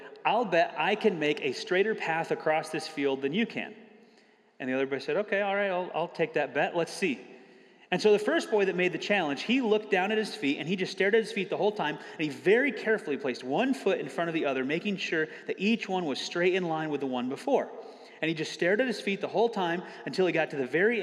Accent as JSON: {"language": "English", "region": "Michigan", "country": "United States", "tie": "born or raised there", "moved": "as an adult", "said": "I grew up in Michigan, so I spent 18 years in the cold and snow"}